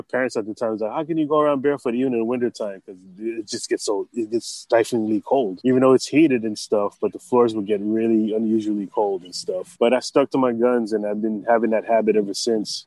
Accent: White Plains, New York, United States; moved away as an adult; also born or lived in Los Angeles, California / Hawaii; now in Hilo, United States; I was born and raised in White Plains, New York.

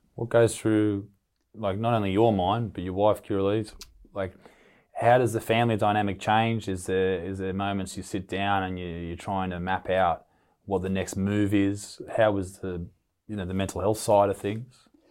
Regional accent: Newcastle, New South Wales, Australia; my hometown here in Newcastle in Australia

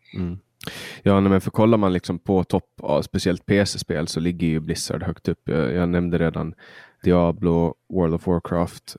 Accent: Mariehamn, Åland Islands; i min hemstad eh, där jag kommer ifrån, i Mariehamn

